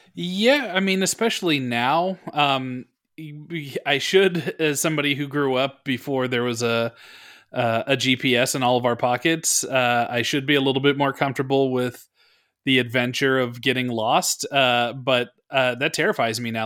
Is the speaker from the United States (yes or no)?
yes; Bay Area, California, United States; I grew up in the Bay Area